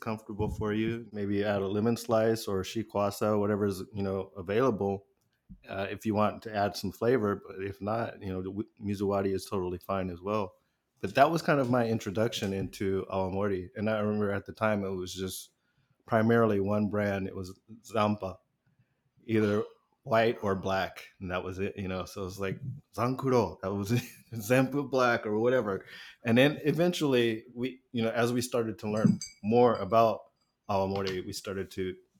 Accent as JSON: {"language": "English", "country": "United States", "said": "as an American"}